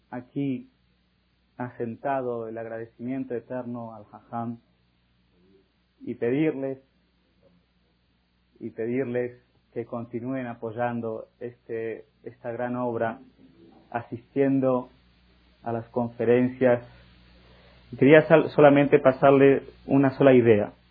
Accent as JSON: {"language": "Spanish", "country": "Argentina", "tie": "born or raised there", "lives_now": "Mexico", "said": "Yo soy argentino y escucho de las noticias de mi país natal y todo el mundo está queriendo ayudar a esta crisis y los judíos de aquí de México que tienen un grande corazón se juntaron para ayudar."}